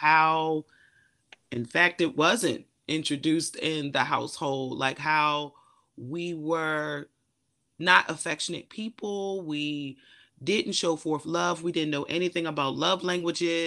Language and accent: English; Eastern Shore, Maryland, United States; I am an introvert from a small town, Eastern Shore, Maryland